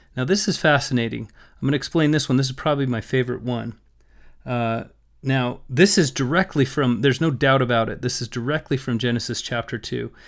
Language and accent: English; Las Vegas, Nevada, United States; when I grew up in Las Vegas, we had pomegranate trees in our backyard